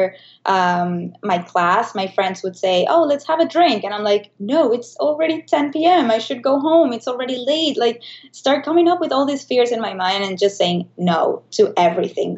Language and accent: English; Caracas, Capital District, Venezuela; moved away as an adult; now in New York, United States; I was born in Venezuela, in Caracas. And when you are living there